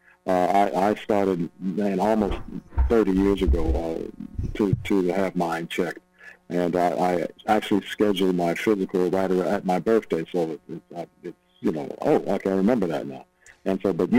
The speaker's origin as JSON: {"language": "English", "town": "Cleveland", "region": "Ohio", "country": "United States", "said": "I'm originally from Cleveland, Ohio"}